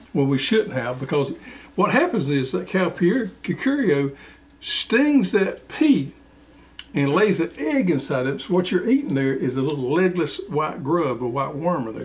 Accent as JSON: {"language": "English", "region": "the South", "country": "United States", "said": "here in the South"}